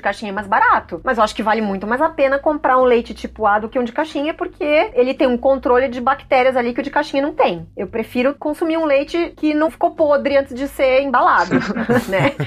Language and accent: Portuguese; interior of São Paulo, Brazil; now in São Paulo, Brazil; eu sou do interior de São Paulo, mas, cara, eu tô aqui já na capital faz tempo